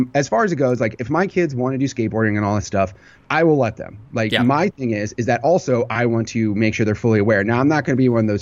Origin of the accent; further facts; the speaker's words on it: Rockford, Illinois, United States; I grew up in Rockford, Illinois